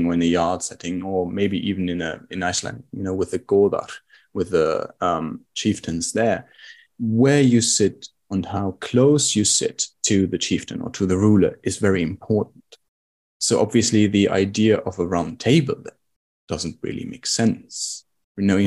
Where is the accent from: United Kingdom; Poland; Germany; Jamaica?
Germany; we Germans